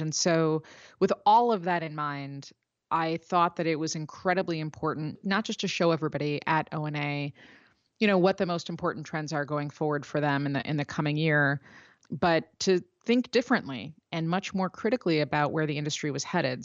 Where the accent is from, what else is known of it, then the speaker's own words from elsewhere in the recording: Chicago, Illinois, United States; I'm from Chicago.